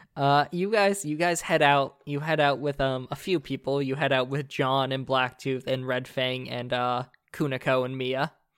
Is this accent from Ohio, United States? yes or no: no; Florida, United States; I grew up in Florida